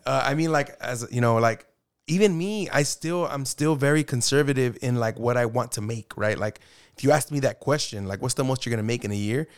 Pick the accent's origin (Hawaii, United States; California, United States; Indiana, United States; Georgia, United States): California, United States; Arvin; I grew up in Arvin High